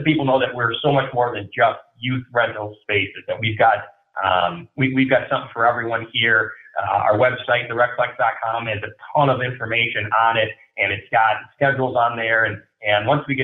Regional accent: Minnesota, United States; moved away as an adult; now in West Des Moines, United States; I come from Minnesota. I'm a hockey guy

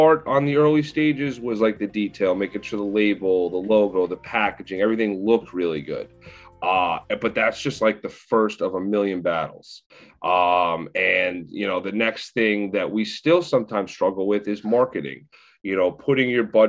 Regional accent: Northport, New York, United States; I am from Northport, Long Island, 31 years old now

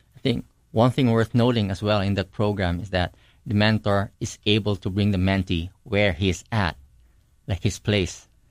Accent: Philippines; growing up in the Philippines

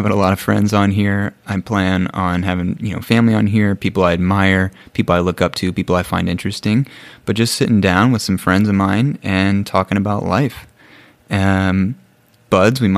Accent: Bloomington, Illinois, United States; moved away as an adult; also born or lived in Nairobi, Kenya; now in Ecuador; I am originally from Bloomington, Illinois, which is in the Midwest, in the United States

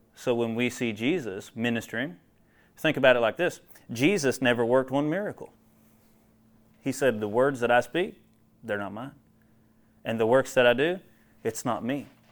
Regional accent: central Ohio, United States; moved away; I'm from Ohio originally, and I tell you what, I grew up hating Ohio State football because that's all you hear about. I'm from central Ohio

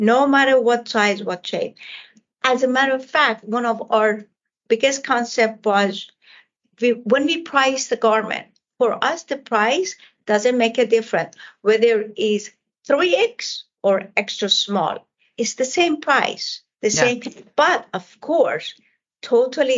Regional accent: Isfahan, Iran; English is a second language; moved away as an adult; now in United States; I come from Iran, and it's all the tile work and all the architect, especially the city I come from, Isfahan, is all about that magnificent architect.

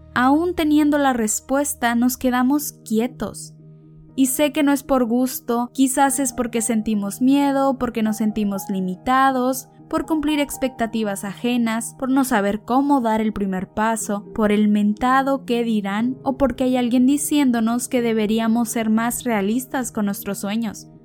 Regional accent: Ensenada, Baja California, Mexico; soy mexicana de Ensenada, Baja California

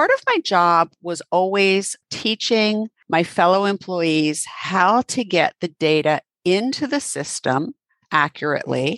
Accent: New Jersey, United States; moved away as an adult; now in Central North Carolina, United States; I was raised in New Jersey

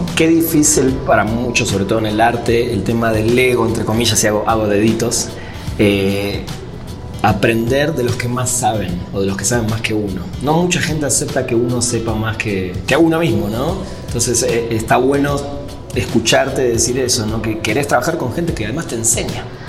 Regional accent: Argentina; moved away as an adult; now in Mexico; yo lo, lo viví en Argentina

